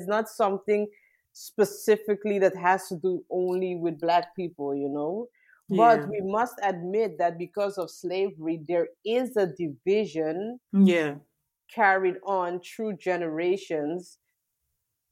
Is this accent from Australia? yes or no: no; Trinidad & Tobago; I'm from the Caribbean. I'm from Trinidad and Tobago